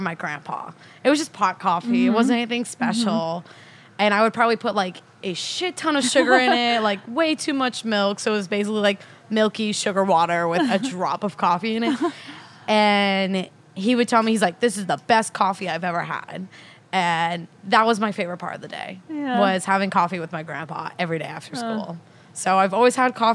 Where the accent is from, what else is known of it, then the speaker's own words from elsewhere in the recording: Virginia, United States; also born or lived in Staten Island, New York; So it's like I'm basically from Virginia at this point. I've lived longer in Virginia than I have New York.